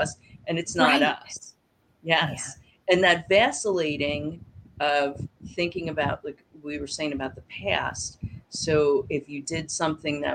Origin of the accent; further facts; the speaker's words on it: New Jersey, United States; moved away; also born or lived in Florida; I was born in New Jersey also